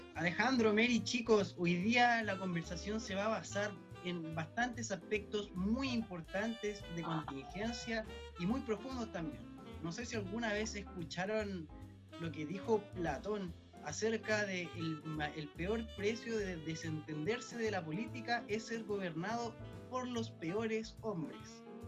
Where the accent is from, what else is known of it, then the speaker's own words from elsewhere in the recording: Chile; nuestro país, de Chile